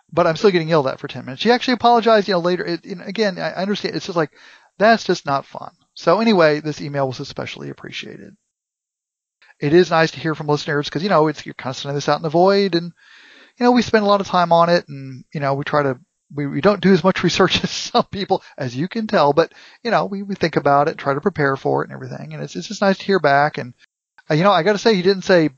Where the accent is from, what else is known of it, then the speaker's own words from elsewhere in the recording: United States; as an American